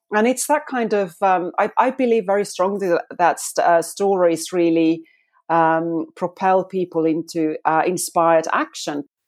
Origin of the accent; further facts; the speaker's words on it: Finland; moved away as an adult; now in United Kingdom; I'm actually now in the U K, but I'm a Fi-, from Finland.